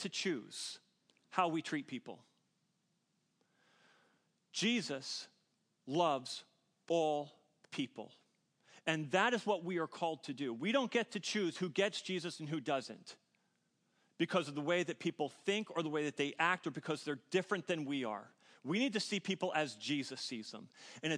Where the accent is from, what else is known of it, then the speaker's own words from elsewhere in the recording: New Jersey, United States; now in Bucks County, Pennsylvania, United States; I'm from New Jersey. South Jersey, though. South Jersey.